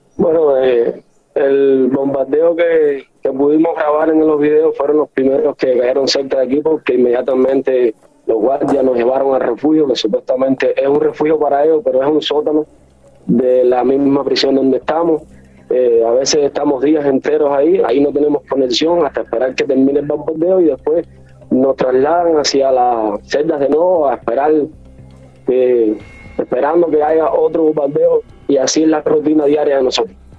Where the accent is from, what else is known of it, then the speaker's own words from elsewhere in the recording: Cuba; now in Ukraine; somos cubanos